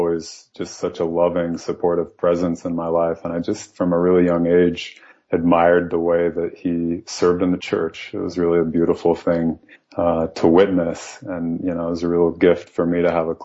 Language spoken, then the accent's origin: English; Salt Lake City, Utah, United States; moved away; also born or lived in China; I was born in Salt Lake City. I was raised in a very devout Mormon family